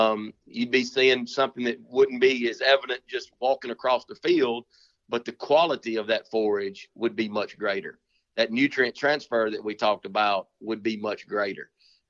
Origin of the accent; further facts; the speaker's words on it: United States; I remember when I was a kid growing up in Panola County, my number one trick during bow season